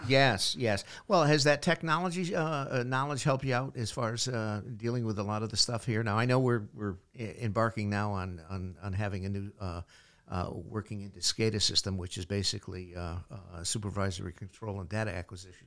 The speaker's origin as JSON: {"language": "English", "town": "Portland", "region": "Connecticut", "country": "United States", "tie": "born or raised there", "said": "the town of Portland, my hometown"}